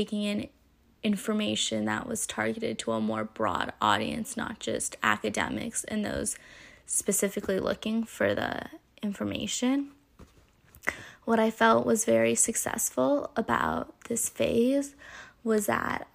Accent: California, United States; growing up in California and like being young in California

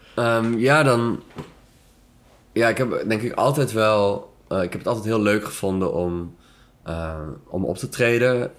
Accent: Amsterdam, North Holland, Netherlands; moved away as an adult; now in Antwerp, Belgium; uit die stad mhm. waar ik vandaan kom

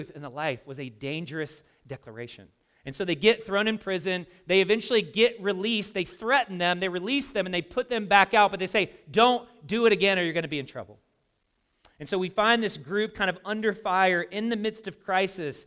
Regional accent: the South, United States; I grew up in the South

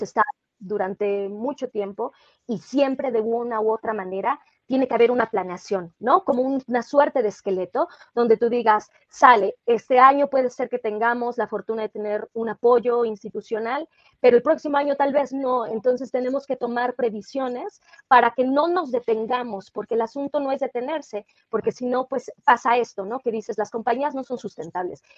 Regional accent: Mexico

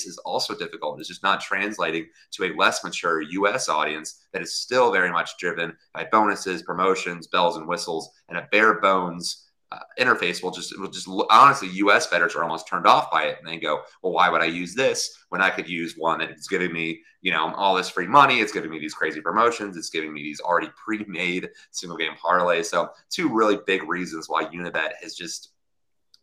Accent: Virginia, United States; Virginia, my home state.

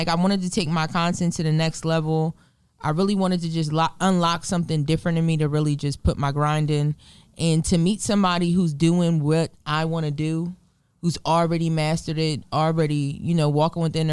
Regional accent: New Jersey, United States; In my hometown of Lumbro, New Jersey.

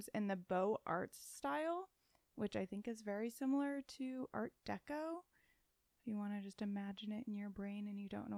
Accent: Florida, United States; now in Los Angeles, United States; I'm from Florida

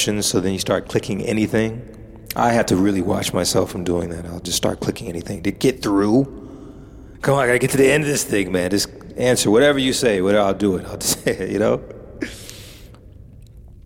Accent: United States; as an American living in an ambience of crime and paranoia, violence

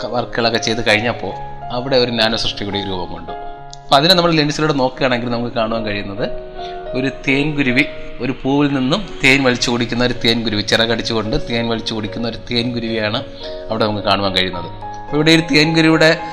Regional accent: Thiruvananthapuram, Kerala, India; ഞാൻ ജനിച്ചത് വളർന്നൊക്കെ തിരുവനന്തപുരത്ത് തന്നെയാണ്

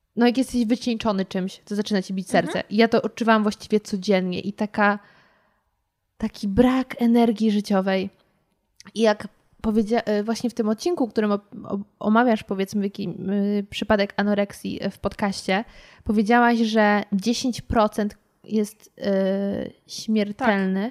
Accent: Poland; ja z Polski, nawet z, powiedzmy z Warszawy

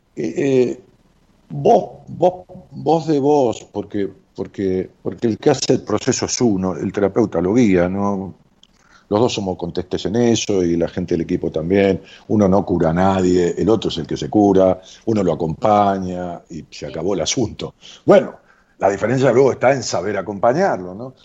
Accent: Ramos Mejía, Buenos Aires Province, Argentina; en mi pueblo, en Ramos Mejía

